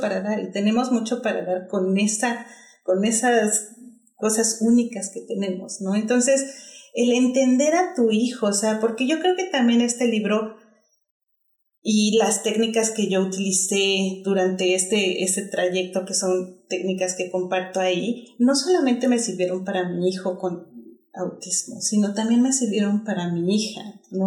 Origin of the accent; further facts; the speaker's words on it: Mexico; moved away as an adult; now in Australia; soy mexicana